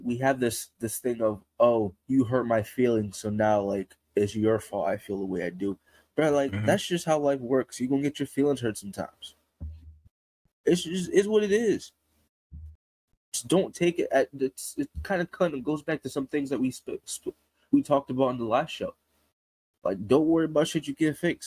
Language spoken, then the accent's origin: English; United States; this country that I was born in, I know a lot of the history of this country, and I can probably say I'm American